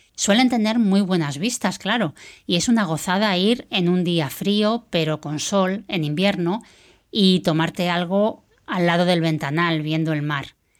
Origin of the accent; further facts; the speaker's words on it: Spain; moved away as an adult; now in United Kingdom; Soy española y pronto hará tres años que me fui a vivir al Reino Unido.